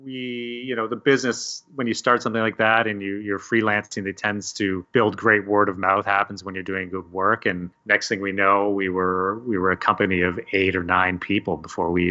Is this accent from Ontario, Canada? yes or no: yes; Hamilton, Ontario, Canada; also born or lived in Toronto; Yeah, so I grew up in Hamilton, Ontario, and I'm still